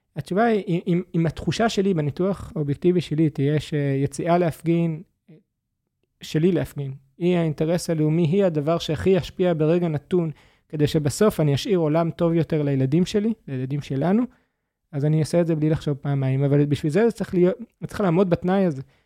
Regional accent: Gush Katif, Gaza Strip, Israel; בתור ילד בגוש קטיף

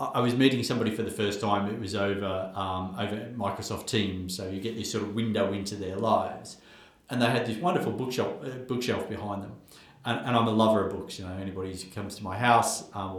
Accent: Australia; where I grew up in Australia

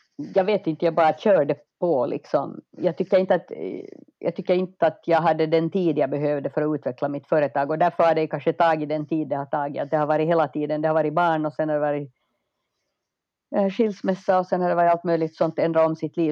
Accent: Finland; moved away as an adult; also born or lived in United States; now in Stockholm, Sweden; jag är ju finsk

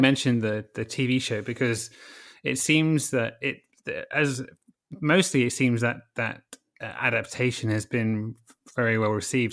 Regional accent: United Kingdom; I'm British

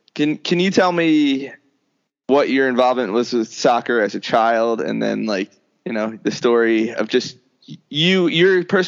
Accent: New Jersey, United States; now in Maryland, United States; So I grew up in Jersey and there was, our high school soccer was very good.

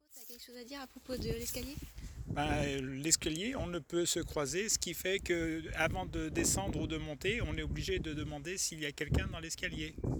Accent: France; also born or lived in near Paris; je suis française, j'habite

